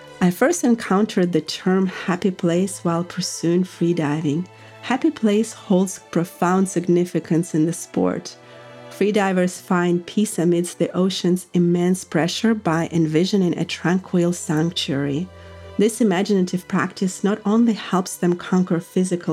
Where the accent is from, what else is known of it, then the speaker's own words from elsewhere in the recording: Russia; moved away as an adult; now in United States; growing up in Russia, and soon making the American dream come true at the age of 23